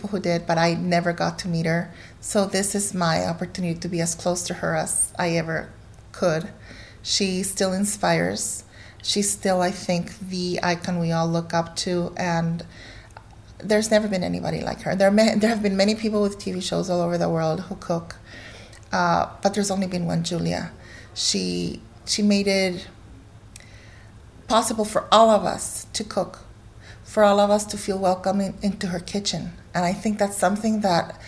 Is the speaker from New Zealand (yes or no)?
no; Guatemala; also born or lived in United States; now in North Carolina, United States; I was born here, I grew up in Guatemala